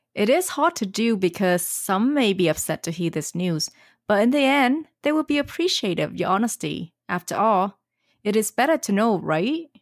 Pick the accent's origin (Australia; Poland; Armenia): Australia; accent: Aussie; My Aussie accent